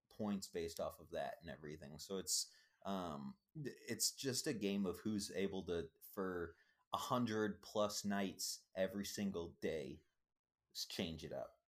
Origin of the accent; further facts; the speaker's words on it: Minnesota, United States; I'm from Minnesota